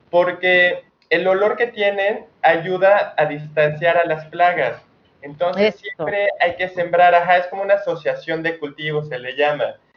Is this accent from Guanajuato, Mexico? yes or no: no; Mexico City, Mexico; Yo vengo de la Ciudad de México y como todos los que nos venimos al interior del país, ya sabes, la típica de ya estaba harta de, de la contaminación